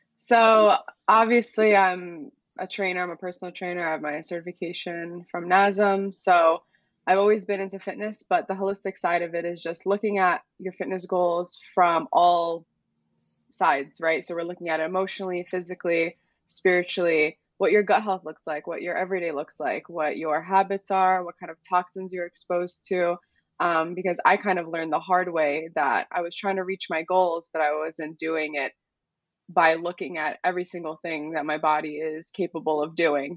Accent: New York City, New York, United States; I was born in the Bronx. So I grew up around plenty Albanian families, but not in Albania

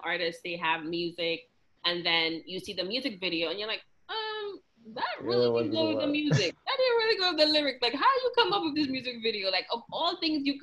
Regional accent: St. Lucia; moved away; I'm from St. Lucia, I understand it. I just, speaking it, we never really spoke it growing up, because I feel like, especially in St. Lucia

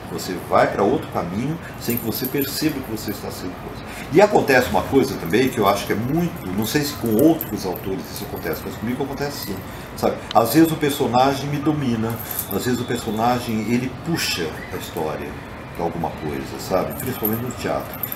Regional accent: Botucatu, São Paulo, Brazil; moved away as an adult; now in São Paulo, Brazil; eu saí de Botucatu com uns 18 anos de idade estou com 62. Então, esse tempo todo eu morei aqui e fora, você viu também, mas basicamente São Paulo.

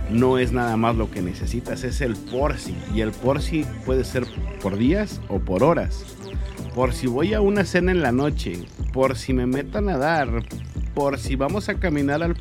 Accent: Mexico; nosotros le decimos viajas como mexicano

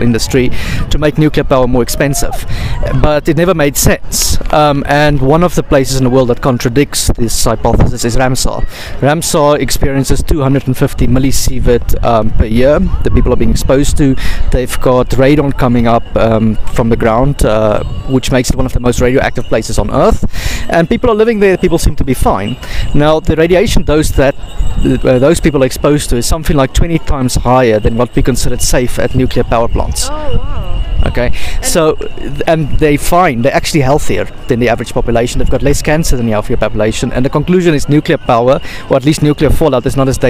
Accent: South Africa; now in Paris, France; I'm South African, structural engineer

